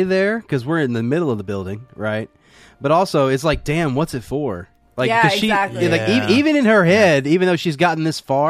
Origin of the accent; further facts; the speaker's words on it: the South, United States; we grew up in the South